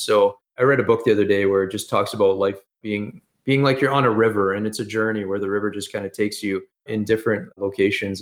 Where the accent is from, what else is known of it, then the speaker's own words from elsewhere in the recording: Edmonton, Alberta, Canada; I've always been, lived here in, in Canada, in Edmonton, Alberta.